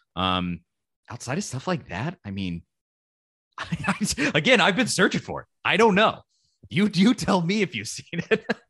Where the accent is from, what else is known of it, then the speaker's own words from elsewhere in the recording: Knoxville, Tennessee, United States; I grew up in Knoxville, Tennessee, my entire life